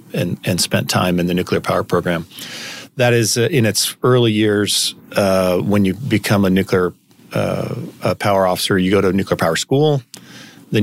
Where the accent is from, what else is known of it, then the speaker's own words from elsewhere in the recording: California, United States; moved away as an adult; I grew up in the West Coast in California